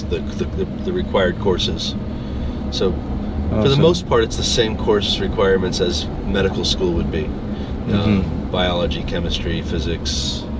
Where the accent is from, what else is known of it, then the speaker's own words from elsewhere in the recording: New Jersey, United States; I'm from New Jersey